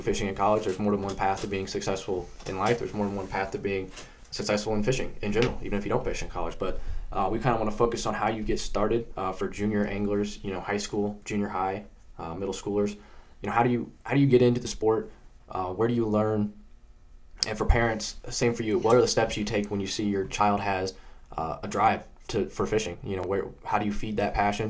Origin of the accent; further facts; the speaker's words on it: Indiana, United States; I grew up in Indiana